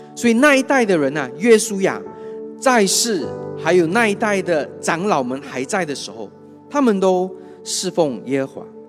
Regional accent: Kuching, Sarawak, Malaysia; 我是土生土长的古晋人

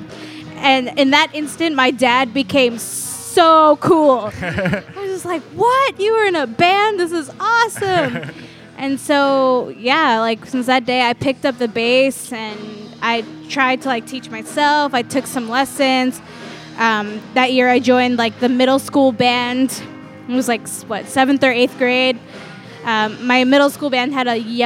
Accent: New York, United States; moved away as an adult; that's still in Queens, like, where we grew up

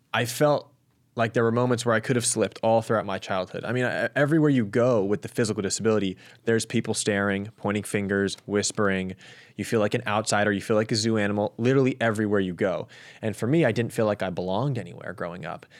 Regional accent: Los Angeles, California, United States; my hometown, home city, at L A twenty-eight

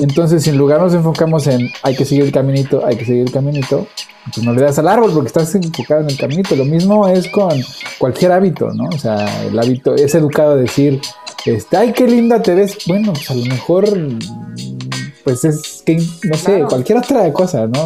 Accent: Mexico; moved away; porque yo soy mexicano, yo le entro la tortilla, taco, tamal

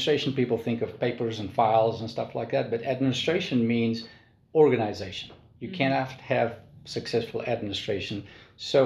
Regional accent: South Africa; moved away as an adult; now in Nashville, United States; I'm a South African. I'm an expat

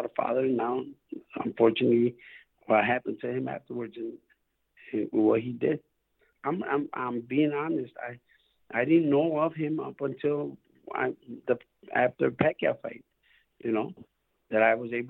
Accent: Chicago, Illinois, United States; I'm from Chicago

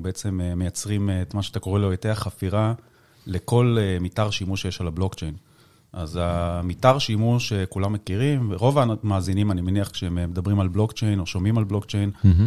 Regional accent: the Krayot, Haifa District, Israel; אני במקור מהקריות

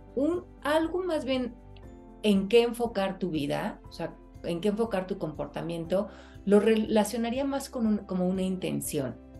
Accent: Mexico; moved away; cuando voy a México a trabajar, que pues es mi país natal

